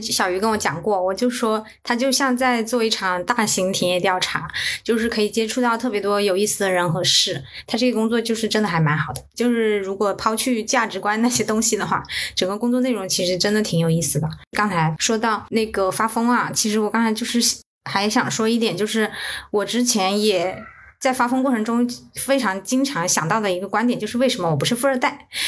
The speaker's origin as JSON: {"language": "Chinese", "region": "southern China", "country": "China", "also_born_or_lived": "Beijing", "moved": "as an adult", "said": "我是一个南方人"}